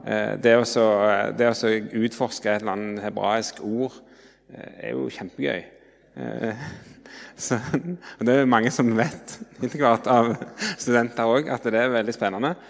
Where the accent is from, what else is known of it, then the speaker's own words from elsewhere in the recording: Jørpeland, Rogaland, Norway; moved away as an adult; now in Oslo, Norway; jeg kommer fra Rogaland, Jørpeland, men har bodd i Oslo i 16 år